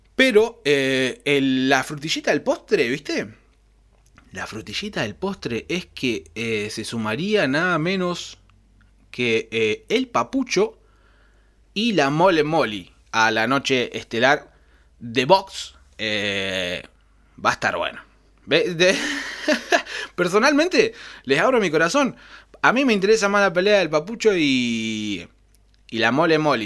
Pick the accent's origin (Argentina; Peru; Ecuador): Argentina; somos europeos